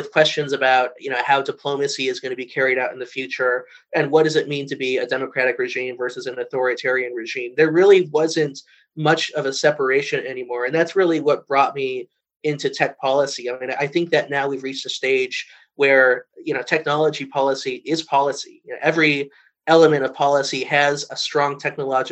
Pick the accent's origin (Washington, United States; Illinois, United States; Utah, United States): Illinois, United States; Chicago; also born or lived in Los Angeles, California; I actually grew up in two places, in Los Angeles as a young child, and then my family moved to Chicago